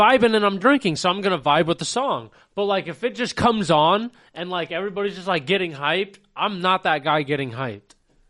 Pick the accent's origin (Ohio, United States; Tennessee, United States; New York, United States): Ohio, United States; That's how you know we're from Ohio, though.